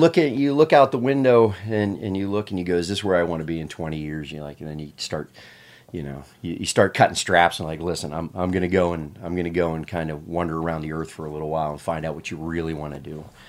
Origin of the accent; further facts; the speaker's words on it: Pennsylvania, United States; I, I, I grew up in Pennsylvania